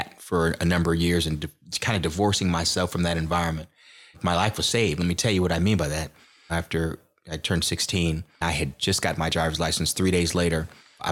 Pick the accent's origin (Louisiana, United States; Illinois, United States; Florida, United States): Illinois, United States; Aurora; So I grew up here in Aurora, and my mom raised my brother and I, and we grew up in low-income housing